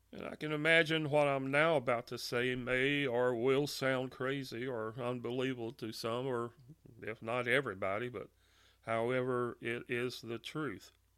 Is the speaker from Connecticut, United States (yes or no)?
no; Monroe, Louisiana, United States; I was born and raised in Monroe, Louisiana